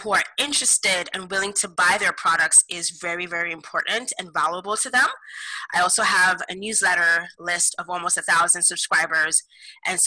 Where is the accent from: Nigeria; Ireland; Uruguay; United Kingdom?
Nigeria; now in Kitchener, Canada; I am of Nigerian heritage. So basically Nigeria is located in West Africa. And so I came to Canada almost over 15 years